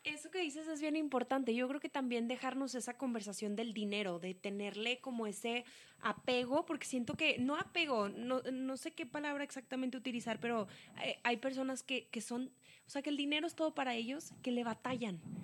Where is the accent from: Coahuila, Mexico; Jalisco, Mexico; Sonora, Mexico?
Coahuila, Mexico; Saltillo; nosotros somos de Saltillo, Coahuila, México.